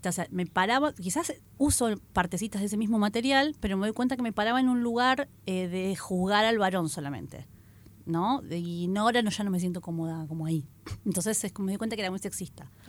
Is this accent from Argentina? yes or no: yes; Argentina